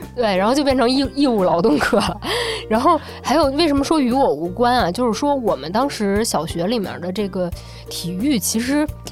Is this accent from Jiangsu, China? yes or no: no; Beijing, China; 我是九零后，我是北京出生跟长大的